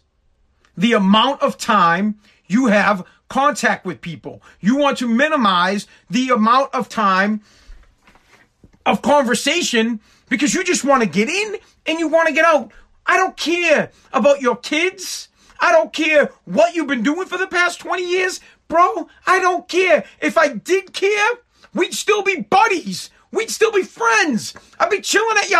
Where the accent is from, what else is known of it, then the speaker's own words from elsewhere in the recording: Woburn, Massachusetts, United States; I'm from Woburn, Mass. It's where I went to high school. My family lives in Woburn